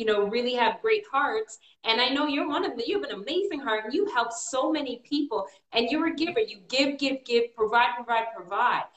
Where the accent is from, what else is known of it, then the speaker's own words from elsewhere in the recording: Canada; now in United States; I was born in Canada. My parents are from Trinidad.